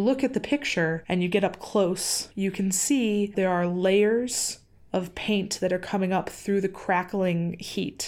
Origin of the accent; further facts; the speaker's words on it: Wisconsin, United States; I grew up in Wisconsin